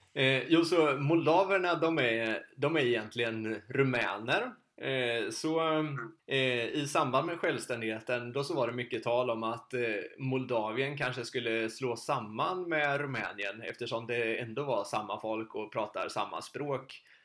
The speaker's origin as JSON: {"language": "Swedish", "country": "Sweden", "said": "hemma i Sverige"}